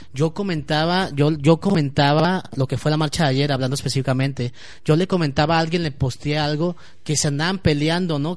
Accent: Guadalajara, Jalisco, Mexico; hablo por mí, por todos los tapatíos

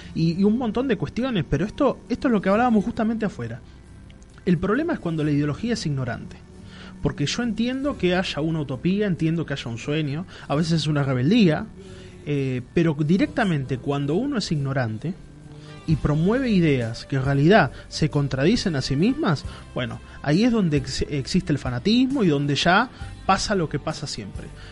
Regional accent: Argentina; como argentinos

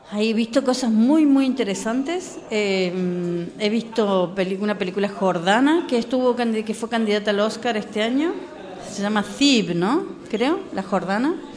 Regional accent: Argentina; moved away as an adult; also born or lived in Germany / Spain; now in Morocco; yo soy argentina, trabajé muchísimos años en, eh, como crítica

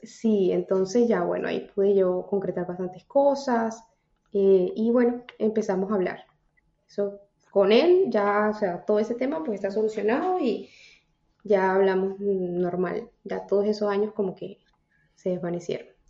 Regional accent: Táchira, Venezuela; moved away as an adult; now in New York, United States; soy de Venezuela, soy una venezolana en Nueva York.

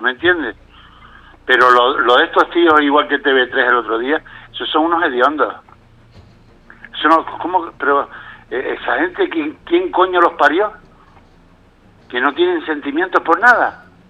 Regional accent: Canary Islands, Spain; yo como canario y católico me siento

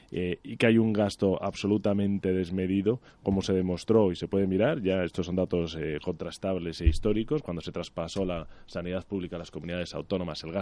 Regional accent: Galicia, Spain; Yo creo que de una manera muy acertada, como español y como gallego, eh, pues ha donado los equipos

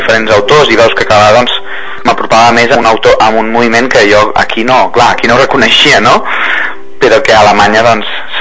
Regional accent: Lleida, Catalonia, Spain; soc de Lleida

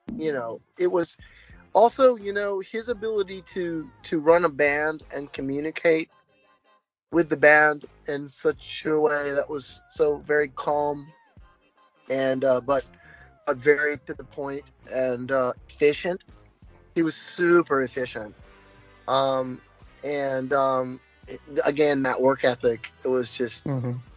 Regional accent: United States; I'm American

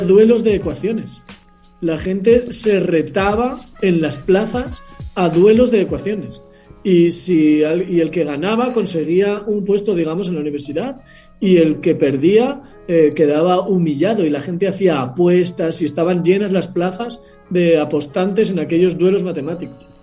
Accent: Logroño, La Rioja, Spain; yo nací en Logroño, que es una ciudad pequeña del norte de España

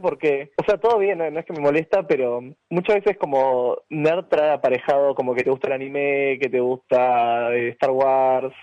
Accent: Argentina

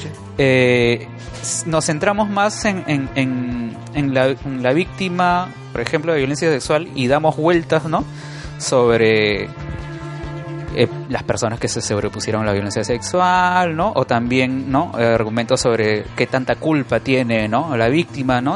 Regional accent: Lima, Peru; Yo crecí en La Molina, en ah, Musa, en La Molina.

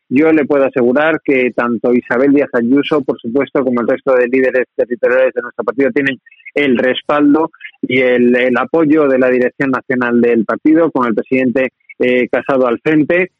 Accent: Málaga, Andalusia, Spain; also born or lived in Madrid; yo soy de Málaga, pero paso muchos días en Madrid

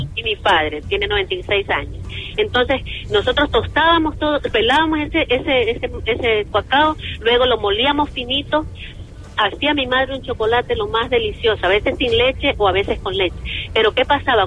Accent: Ecuador; also born or lived in United States; la riqueza que yo tenía en mi país

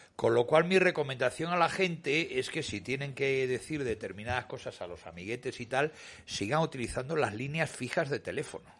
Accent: Cantabria, Spain; presidente de mi tierra

